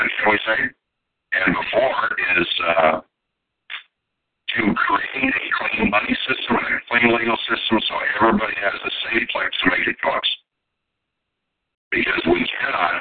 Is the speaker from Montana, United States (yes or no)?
yes; Montana, United States; raised in Montana in farm communities and very small cities